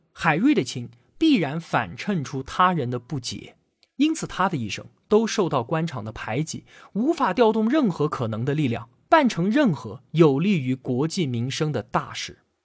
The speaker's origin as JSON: {"language": "Chinese", "country": "China", "said": "我们中国人"}